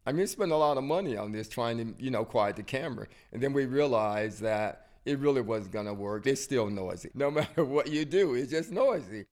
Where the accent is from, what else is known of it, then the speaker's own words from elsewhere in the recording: outside Tuscaloosa, Alabama, United States; I was born outside of Tuscaloosa. a little town called Machaway, Alabama. It's a country town, basically in the woods.